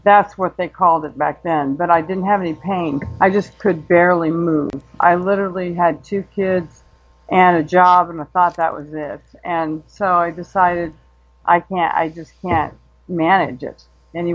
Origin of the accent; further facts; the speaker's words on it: Denver, Colorado, United States; moved away as an adult; now in Arizona, United States; we moved from Denver, where I was originally born, to Arizona because of jobs